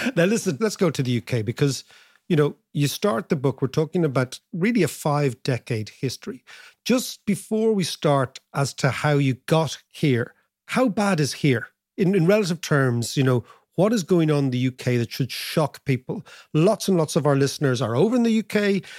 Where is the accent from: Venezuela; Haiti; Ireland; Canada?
Ireland; as Irish people